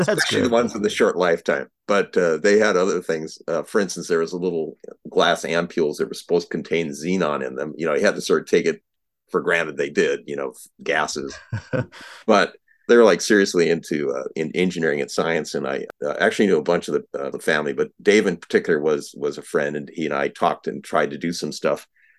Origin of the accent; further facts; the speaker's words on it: South Dakota, United States; Sure. So I was originally from South Dakota.